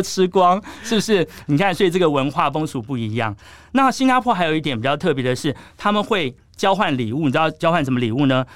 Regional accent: Taiwan

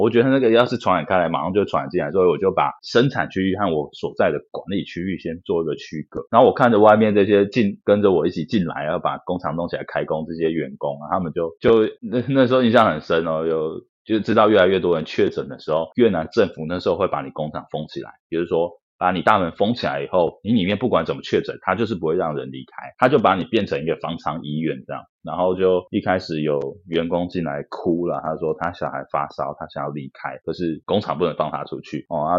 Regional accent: Taiwan; moved away as an adult; now in Vietnam; 因为你说我们台湾人在海外

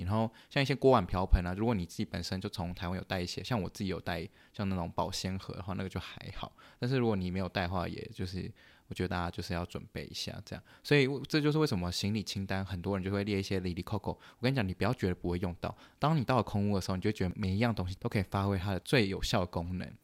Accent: Canada; moved away as an adult; now in United States; 我是加拿大人

